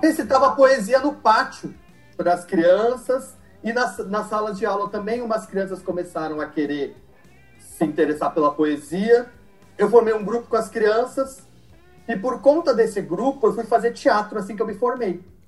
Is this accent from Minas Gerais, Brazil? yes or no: no; Mauá, São Paulo, Brazil; also born or lived in Santo André / São Bernardo do Campo / São Caetano do Sul; Eu nasci em Santo André, cresci em Mauá